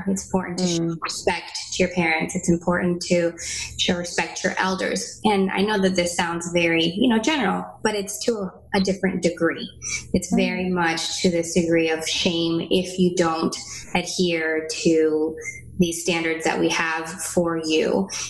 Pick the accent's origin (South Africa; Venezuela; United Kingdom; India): Venezuela; moved away; I'm originally from Venezuela